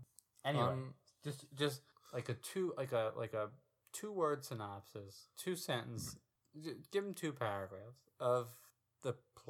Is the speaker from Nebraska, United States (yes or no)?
no; Philadelphia area, Pennsylvania, United States; also born or lived in Montgomery County, Pennsylvania; hi, I'm from Philadelphia.